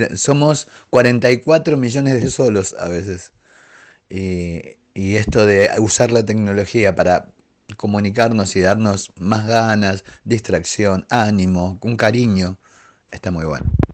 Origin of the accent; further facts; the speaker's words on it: Argentina; soy argentino